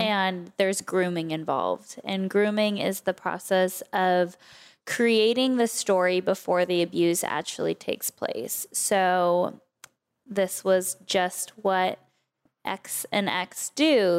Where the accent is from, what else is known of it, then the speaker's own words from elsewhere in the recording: Oak Park, California, United States; also born or lived in Calabasas; I actually grew up in Oak Park, which was a little tiny suburb, basically, of Westlake